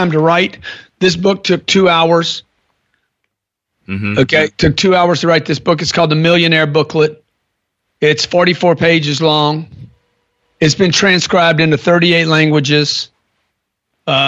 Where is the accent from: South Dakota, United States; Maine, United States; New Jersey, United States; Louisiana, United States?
Louisiana, United States; Lake Charles; I grew up in Lake Charles, Louisiana.